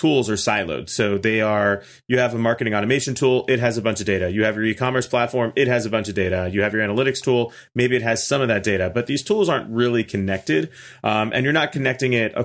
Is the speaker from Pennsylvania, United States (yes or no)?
yes; Pittsburgh, Pennsylvania, United States; now in Orlando, United States; I'm originally from Pittsburgh, but I came down here on a whim and kind of just got trapped